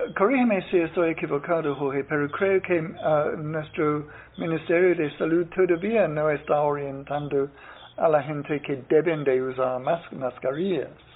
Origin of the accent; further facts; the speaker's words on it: Ireland; Spanish is a second language; now in Nicaragua; en mi país, en, Irlanda